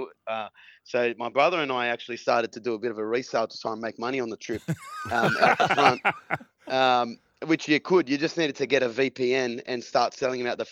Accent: Sydney, New South Wales, Australia; Born and bred in Belmore.

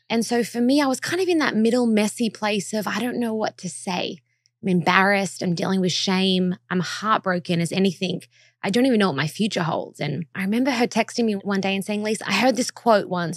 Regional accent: Australia; moved away as an adult; now in Los Angeles, United States; I am from Australia originally, and tha, I'm so proud to be Australian.

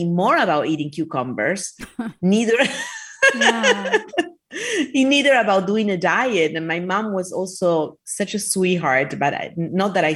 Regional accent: Argentina; now in Miami Beach, United States; I was raised in Argentina.

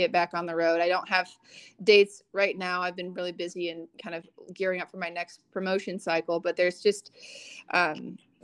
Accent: Des Moines, Iowa, United States; also born or lived in Oregon; now in Nashville, United States; my hometown in Des Moines

